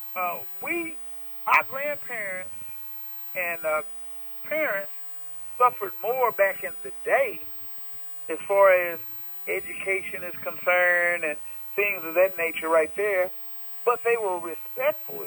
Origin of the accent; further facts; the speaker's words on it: Tulsa, Oklahoma, United States; moved away as an adult; also born or lived in Los Angeles, California; we grew up here in Tulsa